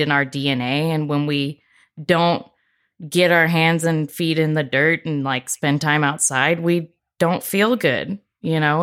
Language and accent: English; Corpus Christi, Texas, United States; I grew up in Corpus, so it was m, more like brush